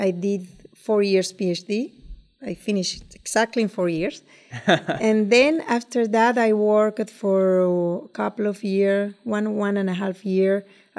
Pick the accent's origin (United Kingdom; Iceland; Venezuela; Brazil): Venezuela; moved away as an adult; now in United States; I grew up in Venezuela